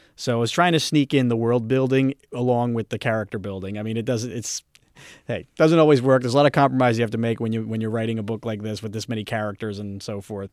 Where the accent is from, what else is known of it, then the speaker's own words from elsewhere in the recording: Philadelphia, Pennsylvania, United States; I'm from Philadelphia